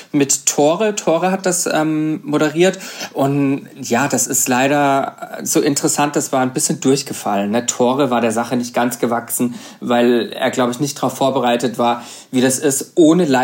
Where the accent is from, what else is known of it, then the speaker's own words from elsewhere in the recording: Karlsruhe, Baden-Württemberg, Germany; also born or lived in Bruchsal; Nein, ich komme aus Karlsruhe Ka sogar. Direkt aus Karlsruhe.